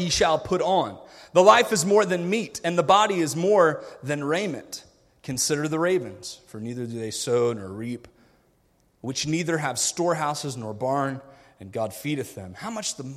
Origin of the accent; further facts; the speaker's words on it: United States; I grew up in America. I grew up spoiled.